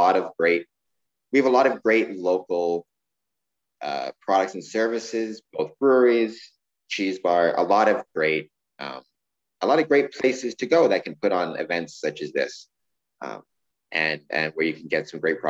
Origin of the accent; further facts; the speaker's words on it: Winnipeg, Manitoba, Canada; now in Windsor, Canada; I'm from Winnipeg too, so I remember the cold